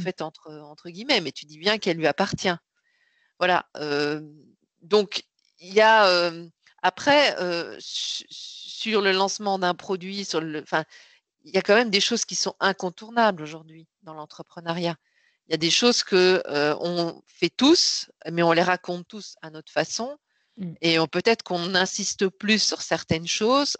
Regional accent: Belgium; moved away as an adult; now in Paris, France; je suis née en Belgique, j'ai fait mes études et j'y travaillé jusqu'en 99

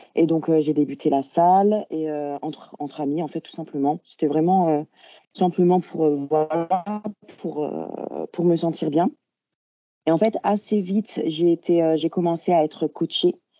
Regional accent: France; now in Belgium; je suis française de base, je suis venue en Belgique

